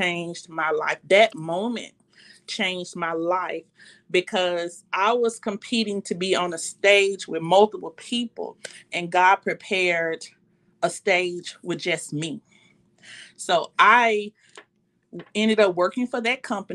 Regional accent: Memphis, Tennessee, United States; I was from Memphis

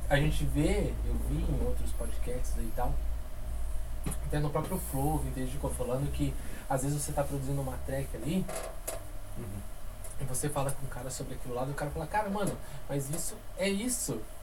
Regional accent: Curitiba, Paraná, Brazil; a gente é daqui de Curitiba

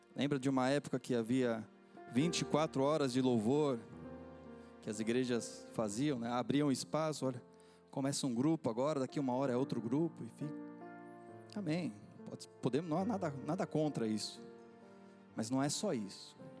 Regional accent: Brazil; accent: Brazilian; now in Portugal; eu sou brasileiro, dá para perceber pelo sotaque

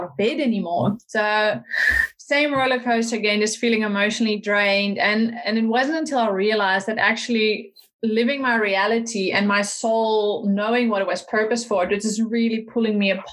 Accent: Netherlands; moved away as an adult; also born or lived in United States / South Africa; now in New Zealand; I'm originally from the Netherlands

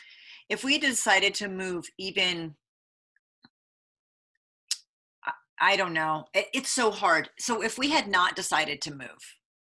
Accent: Vermont, United States; moved away; also born or lived in Alaska / Reno, Nevada; where I grew up in Vermont

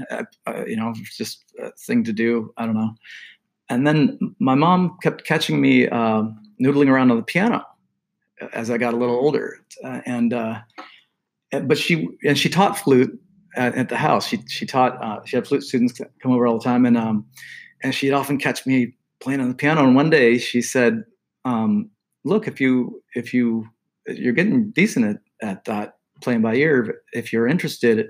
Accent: Del Mar, California, United States; I grew up in Del Mar

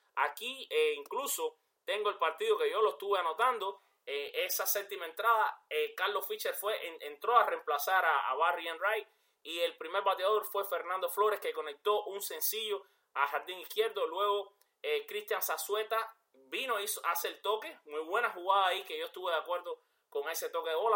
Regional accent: Cuba; yo soy cubano

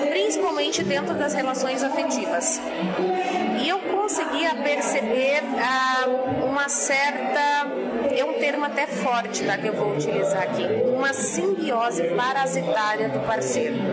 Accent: Santa Catarina, Brazil; born there; also born or lived in Brasília; now in Maceió, Brazil; Então, diga de onde você é, sou brasileira. Uhum. Eu nasci nesta cidade, em Santa Catarina, mas eu sou brasileira.

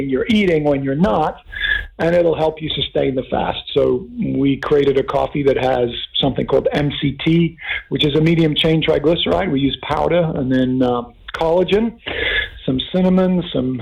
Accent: Kenya; now in Oceanside, United States; I grew up in Africa, of all places, in Kenya

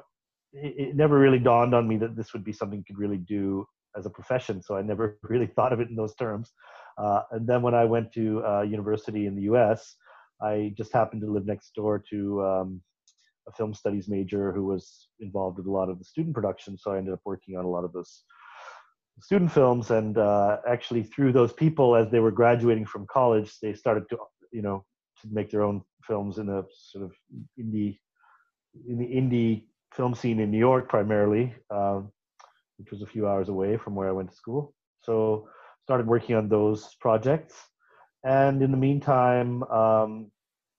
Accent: Canada; born in Canada in a very isolated part of the country. My father was with the National Park Service in Canada, and we lived in a lot of beautiful but very wild places.

